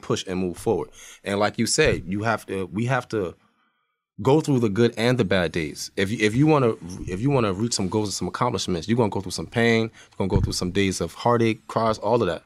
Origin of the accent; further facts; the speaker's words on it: Irvington, New Jersey, United States; moved away; also born or lived in Montclair, New Jersey; I'm from Irvington, crazy over there. I moved to Montclair.